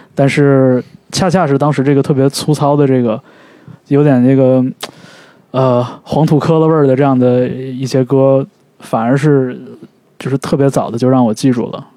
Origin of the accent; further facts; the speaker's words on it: northern China, China; now in California, United States; 家在北方